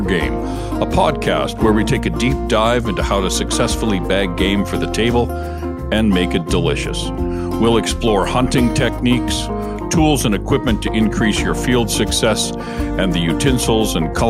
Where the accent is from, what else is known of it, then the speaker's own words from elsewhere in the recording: Canada; I'm a Canadian journalist, chef, hunter, fisherman, and wild game cook.